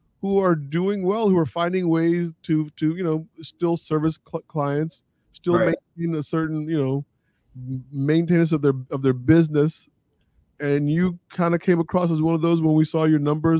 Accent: D.C. Metro, Northern Virginia, United States; I grew up in Northern Virginia, D.C. Metro.

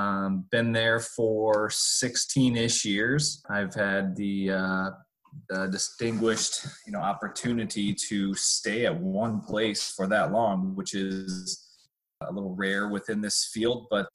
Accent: California, United States; So I came from California. I got my certification, started getting my Rolodex of people, start meeting some coaches.

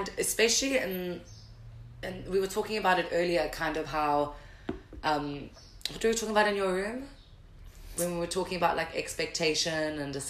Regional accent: Durban, KwaZulu-Natal, South Africa; accent: Durban; now in Cape Town, South Africa; growing up in Durban and stuff, Durban is quite conservative.

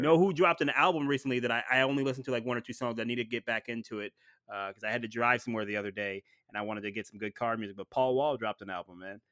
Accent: Ohio, United States; I'm from Ohio

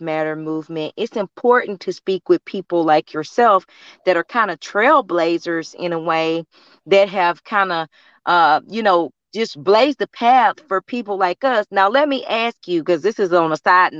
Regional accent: Beaumont, Texas, United States; growing up in Beaumont

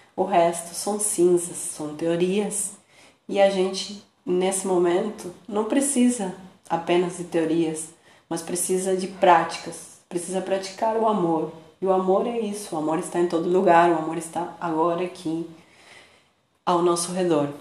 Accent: Buenos Aires, Argentina; now in Brazil; eu nasci em Buenos Aires, na Argentina, e moro no Brasil

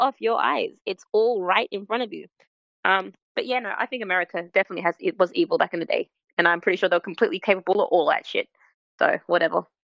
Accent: Australia; I'm Australian

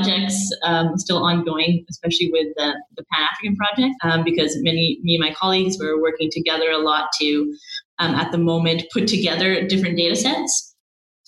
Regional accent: Vancouver, British Columbia, Canada; growing up in Vancouver, you're often surrounded by amazing, amazing natural scenery

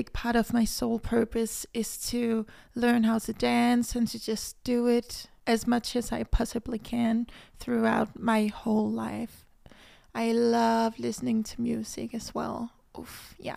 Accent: Denmark; English is a second language; I live in Denmark, but I am half Cuban and half Danish. I was born in Denmark, so I speak Danish fluently

